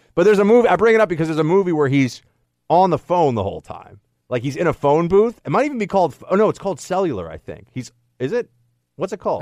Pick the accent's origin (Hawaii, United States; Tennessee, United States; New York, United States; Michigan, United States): New York, United States; New York City; moved away; a native New Yorker